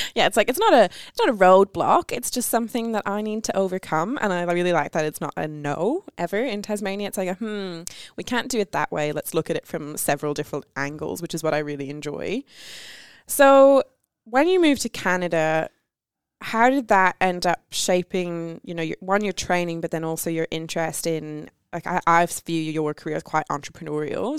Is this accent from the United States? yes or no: no; Ireland; I'm Irish